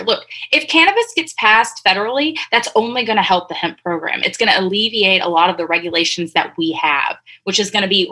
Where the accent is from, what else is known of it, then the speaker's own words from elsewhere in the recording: East Texas, United States; I'm from a small town in East Texas, super conservative